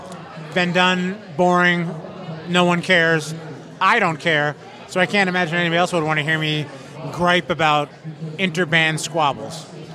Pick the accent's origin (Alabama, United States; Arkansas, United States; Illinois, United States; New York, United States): New York, United States; moved away; also born or lived in South Florida; I'm from New York originally.